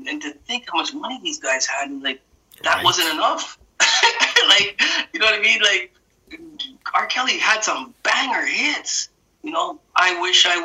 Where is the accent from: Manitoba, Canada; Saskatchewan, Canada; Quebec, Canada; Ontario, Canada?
Quebec, Canada; Montreal; also born or lived in Jamaica; now in Toronto, Canada; where I grew up in Montreal